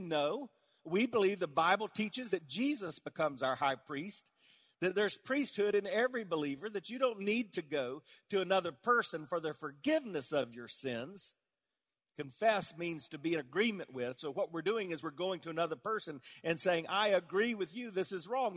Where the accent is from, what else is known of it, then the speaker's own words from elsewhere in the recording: South Carolina, United States; I grew up in South Carolina all around tobacco fields